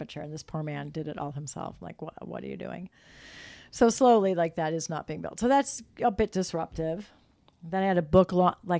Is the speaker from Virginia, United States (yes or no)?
no; Chicago, Illinois, United States; we grew up around Chicagoland and suburbs of Chicago